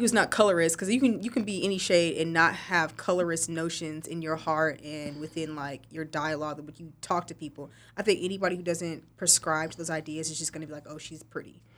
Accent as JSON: {"language": "English", "region": "West Texas", "country": "United States", "moved": "yes", "said": "I'm from West Texas."}